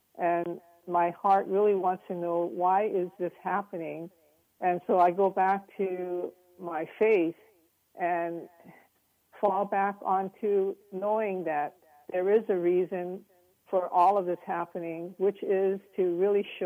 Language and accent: English; Hawaii, United States; moved away as an adult; now in San Francisco, United States; I'm Asian American, raised in Hawaii